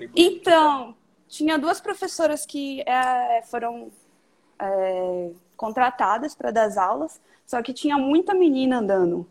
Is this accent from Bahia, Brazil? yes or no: yes; Salvador, Bahia, Brazil; moved away as an adult; now in São Paulo, Brazil; nasci em Salvador